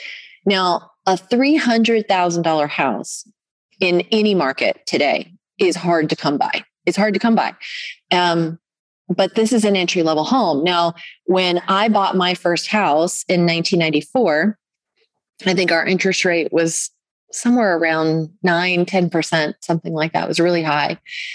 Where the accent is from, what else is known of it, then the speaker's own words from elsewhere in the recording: Orlando, Florida, United States; Because right now, I mean, and I'm in North Georgia and I come from Orlando, Florida.